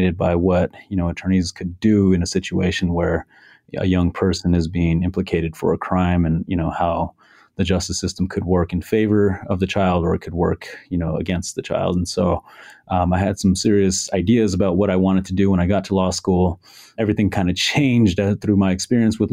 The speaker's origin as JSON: {"language": "English", "town": "Albuquerque", "region": "New Mexico", "country": "United States", "tie": "born or raised there", "said": "I'm from New Mexico, born and raised here in Albuquerque"}